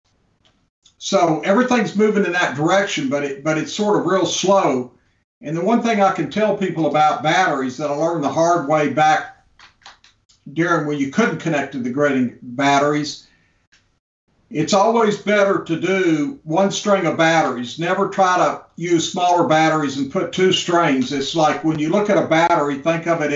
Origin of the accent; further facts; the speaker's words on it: Gainesville, Florida, United States; my hometown in Gainesville